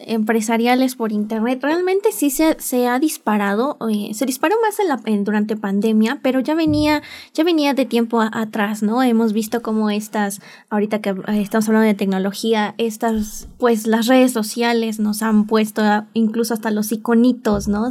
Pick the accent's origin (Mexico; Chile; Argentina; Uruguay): Mexico; mi país, México